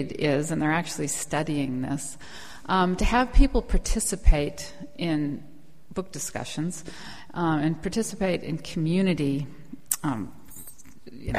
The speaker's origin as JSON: {"language": "English", "region": "California", "country": "United States", "also_born_or_lived": "North Carolina", "said": "I am from California, but I am revisiting the South"}